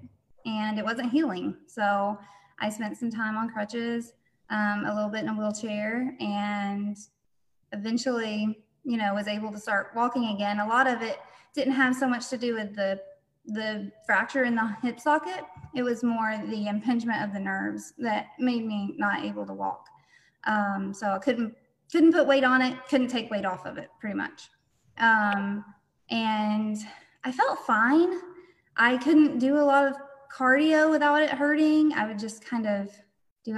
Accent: North Georgia, United States; moved away as an adult; also born or lived in Oklahoma; I was born and raised in Georgia, North Georgia

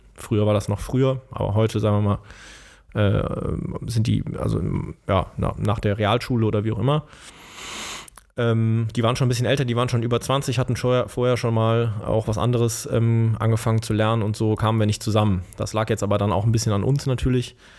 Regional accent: Bonn, North Rhine-Westphalia, Germany; ich bin aufgewachsen in Bonn, in Beul natürlich

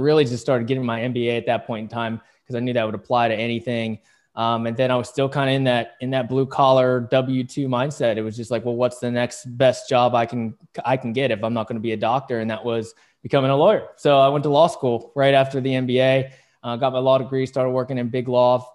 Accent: West Virginia, United States; also born or lived in South Korea; I was born in South Korea, and then I got adopted by two of the greatest folks in the world in a small, well, the smallest of small towns in Waitstown, West Virginia

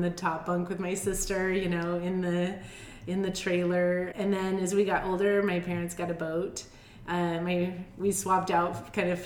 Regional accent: Helena, Montana, United States; moved away; also born or lived in Idaho Falls, Idaho; pretty much I spent my whole life growing up in Montana, specifically in Helena, Montana.

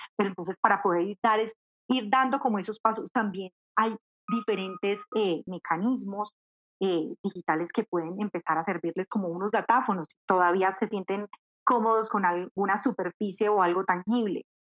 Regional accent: Manizales, Caldas, Colombia; moved away as an adult; now in Bogotá, Colombia; tomé la decisión de, de irme de Manizales y, venirme para Bogotá

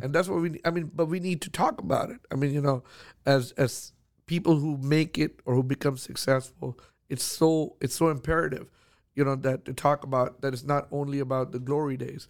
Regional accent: Houston, Texas, United States; I'm from Houston

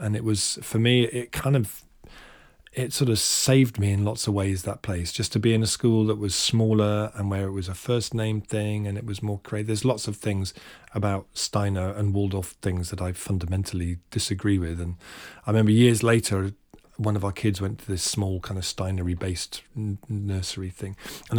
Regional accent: Hampton, London, United Kingdom; No, lived near there, lived near like Hampton, around that sort of area.

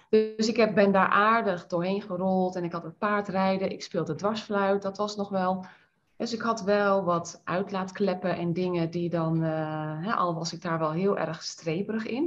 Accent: IJsselstein, Utrecht, Netherlands; ik ben in IJsselstein geboren

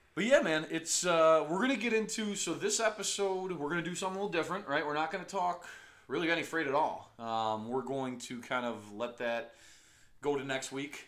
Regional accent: Buffalo, New York, United States; we're all from Buffalo

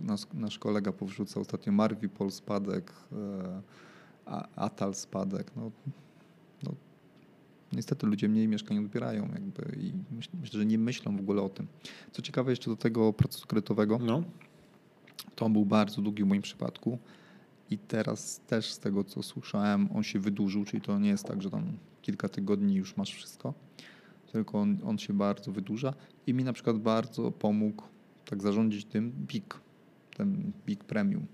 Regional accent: Łódź, Łódź Voivodeship, Poland; moved away; mojego rodzinnego miasta

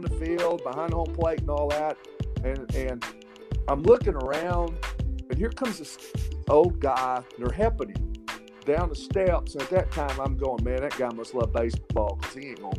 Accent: Nashville, Tennessee, United States; I told him I was from the Nashville area.

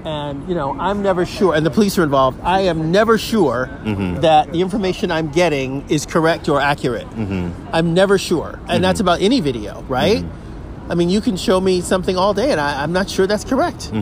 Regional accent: United States; being American

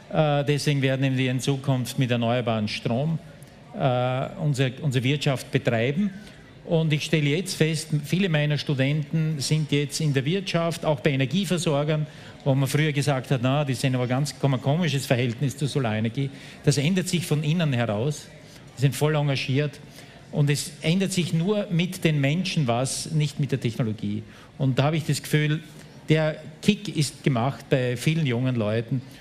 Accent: Austria; Und Österreich ist noch schlechter wie die Schweiz, aber dafür bin ich auch nicht stolz als Österreicher.

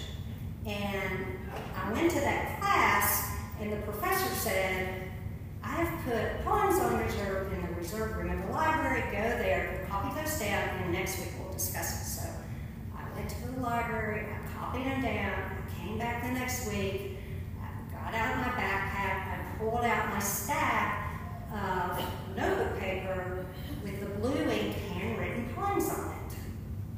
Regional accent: Princeton, West Virginia, United States; moved away as an adult; now in Knoxville, United States; I am from West Virginia

